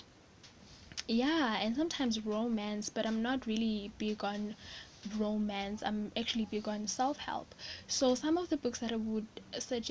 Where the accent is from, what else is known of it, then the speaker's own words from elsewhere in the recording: South Africa; I'm South African